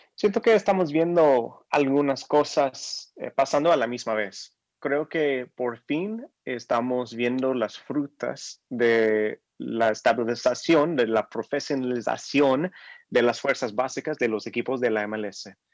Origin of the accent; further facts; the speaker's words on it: United States; soy estadounidense y orgulloso de eso